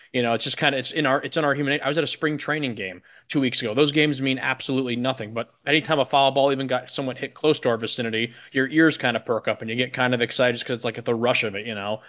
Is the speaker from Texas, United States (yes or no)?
no; Chicago suburbs, Illinois, United States; moved away; I'm from Illinois, the Chicago suburbs